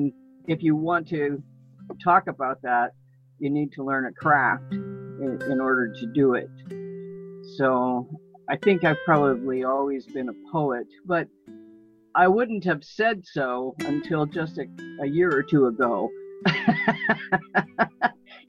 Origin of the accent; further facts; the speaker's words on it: Gulf Coast, United States; moved away; I was born on the Gulf Coast